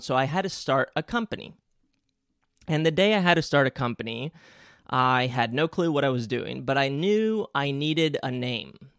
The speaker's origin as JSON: {"language": "English", "country": "Spain", "tie": "born or raised there", "second_language": "English", "moved": "yes", "said": "I grew up in Spain and English is actually my second language"}